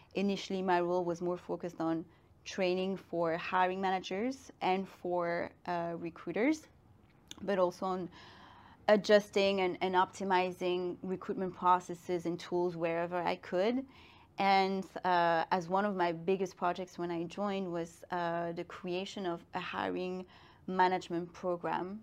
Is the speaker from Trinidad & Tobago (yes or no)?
no; Brussels, Brussels-Capital Region, Belgium; moved away as an adult; also born or lived in Madrid / Shanghai / London; now in Paris, France; I grew up in Brussels. I'm half Belgian, half Guinean.